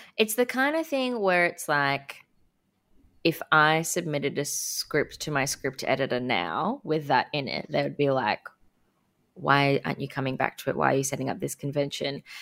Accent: Sunshine Coast, Queensland, Australia; I grew up on the Sunshine Coast

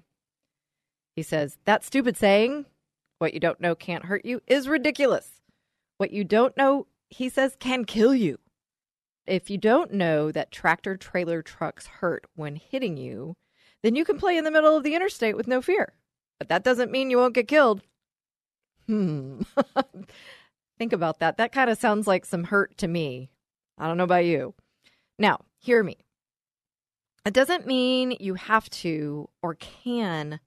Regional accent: Texas, United States; accent: Texas; my Texas accent

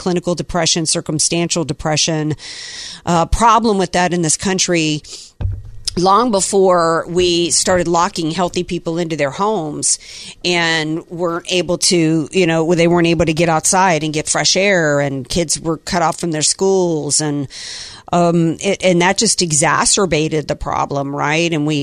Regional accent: Slidell, Louisiana, United States; I'm from Slidell

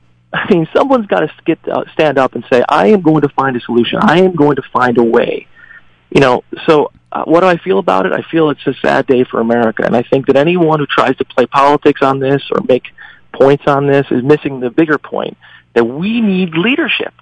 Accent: Western New York, United States; also born or lived in China / Korea; I grew up here in Western New York on the Canal, one of seven

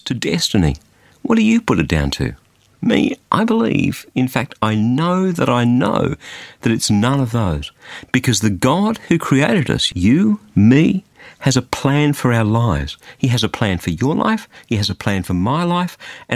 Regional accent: Australia; that's why I'm an Australian

